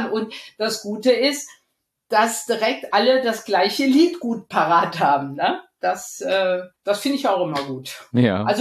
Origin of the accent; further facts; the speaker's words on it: Rhineland, Germany; Ich bin ja aus dem Rheinland und äh, wenn ich wenn dann schon mal rauskommt, dass ich äh, so dick Schalke bin oder mitfahre, was dann einige nicht verstehen